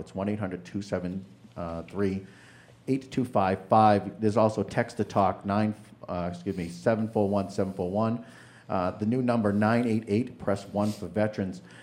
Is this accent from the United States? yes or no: yes; New Hampshire, United States; I'm from New Hampshire